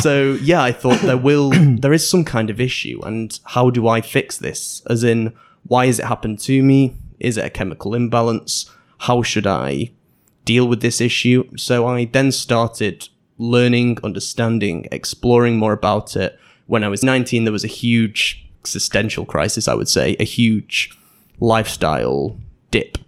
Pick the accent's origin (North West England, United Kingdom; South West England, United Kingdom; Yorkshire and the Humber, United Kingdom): North West England, United Kingdom; Manchester; moved away as an adult; also born or lived in Netherlands / Sheffield; I was born in the Netherlands, but moved to Manchester when I was two, and stayed there until I was eighteen